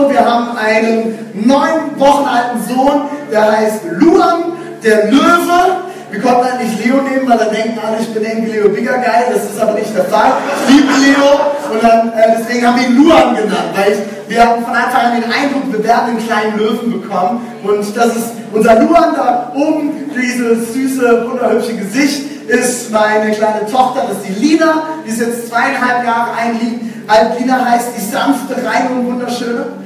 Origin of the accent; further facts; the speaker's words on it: West Germany, Germany; also born or lived in Dresden; now in Leipzig, Germany; Ich bin kein Aussie, ich kann zwar ein bisschen Sächsisch sprechen, das ist schön, war, aber ich komme jetzt aus dem Westen.